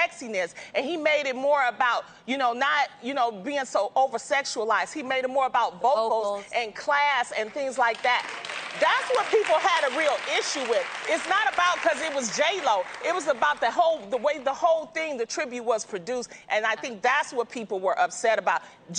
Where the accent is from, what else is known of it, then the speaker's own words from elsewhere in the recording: Detroit, Michigan, United States; I grew up in Motown. I grew up in Detroit.